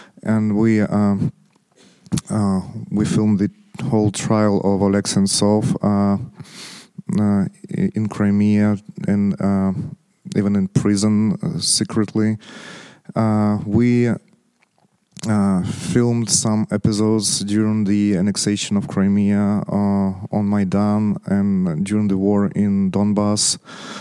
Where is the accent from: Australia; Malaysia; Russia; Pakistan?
Russia; also born or lived in Estonia; I'm an Estonian producer, but I grew up and studied in Russia